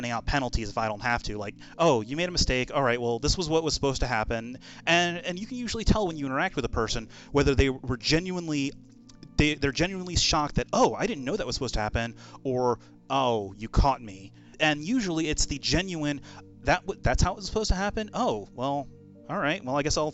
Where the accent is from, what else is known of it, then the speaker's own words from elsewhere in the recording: Maryland, United States; my home state of Maryland